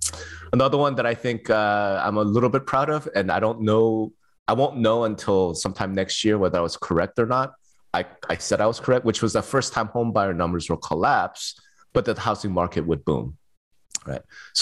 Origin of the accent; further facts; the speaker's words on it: Las Vegas, Nevada, United States; when you'll be in my hometown of Las Vegas.